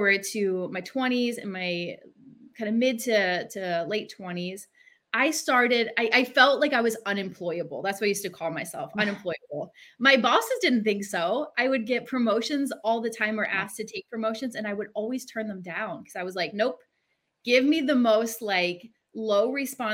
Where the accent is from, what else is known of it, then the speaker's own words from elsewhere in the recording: Philadelphia, Pennsylvania, United States; I grew up in the Northeast in Philly in a bad neighborhood